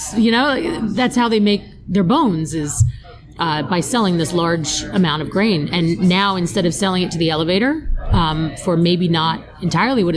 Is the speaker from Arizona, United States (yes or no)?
no; New Jersey, United States; now in Newtown, United States; my hometown in New Jersey